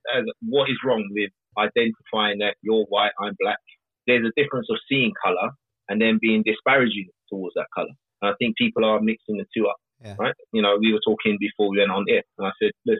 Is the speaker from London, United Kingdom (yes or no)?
yes; London, United Kingdom; someone like me growing up in South London